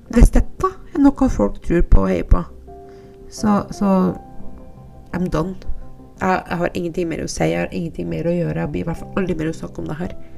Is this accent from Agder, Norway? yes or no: no; Andøy, Nordland, Norway; moved away; jeg er fra Andøya